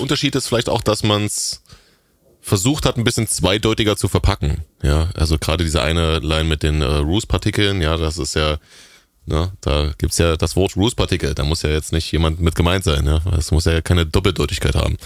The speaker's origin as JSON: {"language": "German", "area": "the East", "region": "eastern Germany", "country": "Germany", "said": "Das, das gab's bei uns damals nicht im rauen Osten"}